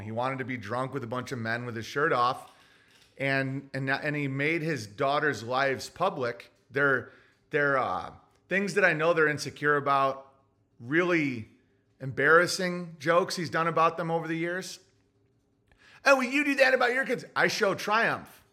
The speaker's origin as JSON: {"language": "English", "town": "Oswego", "region": "New York", "country": "United States", "tie": "born or raised there", "moved": "yes", "said": "I was raised in Oswego, New York"}